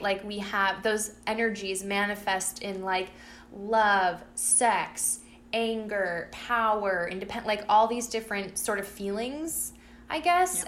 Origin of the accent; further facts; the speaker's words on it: Peabody, Massachusetts, United States; my hometown, I mean, there's like separations within my hometown and it's like oh um, you know everyone who ha- who is low income and um, is not white lives in central peabody